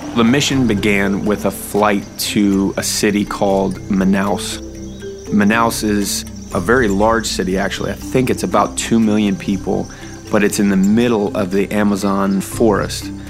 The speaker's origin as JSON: {"language": "English", "region": "New Hampshire", "country": "United States", "tie": "born or raised there", "said": "I was born in New Hampshire"}